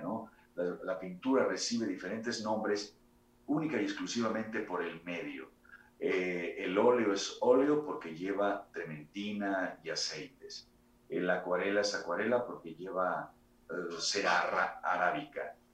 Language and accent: Spanish; Mexico; nosotros, como, mexicanos